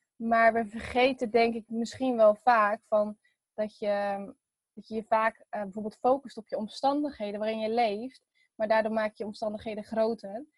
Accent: Veenendaal, Utrecht, Netherlands; also born or lived in Texel; ik ben geboren op Texel. En ehm, verder, toen ben ik op mijn zesde verhuisd naar Veenendaal. En daar woon ik nu nog steeds

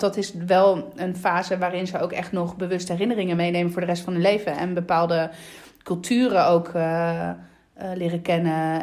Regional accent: Lecce, Apulia, Italy; also born or lived in Randstad, Netherlands; now in Netherlands; de stad waar ik kom uit Lecce

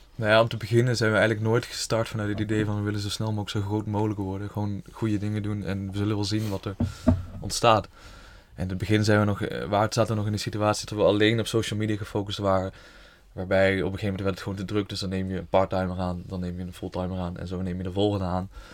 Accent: Horst, Limburg, Netherlands; also born or lived in Tilburg; geboren en getogen in Horst met een kort uitstapje in Tilburg, nu weer terug in Horst.

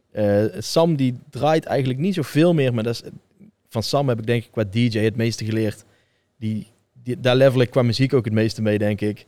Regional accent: Tilburg, North Brabant, Netherlands; ik ben gewoon geboren in Tilburg. Ik groei erop.

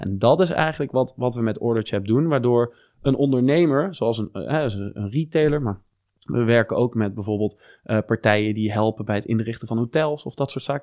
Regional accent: Venlo, Limburg, Netherlands; born or raised there; moved away as an adult; also born or lived in Germany / Eindhoven / Singapore; now in Amsterdam, Netherlands

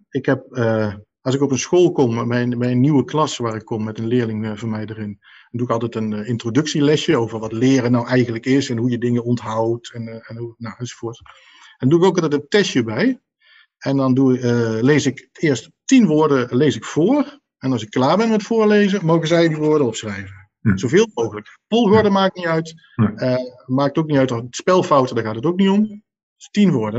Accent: Nijmegen, Gelderland, Netherlands; ik kom uit Nijmegen

